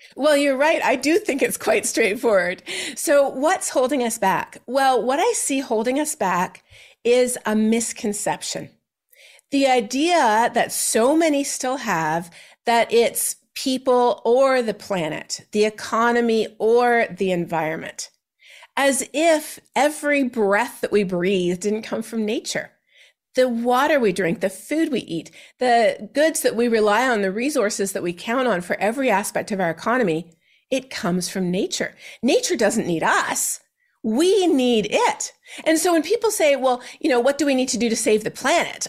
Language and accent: English; Canada; my home country of Canada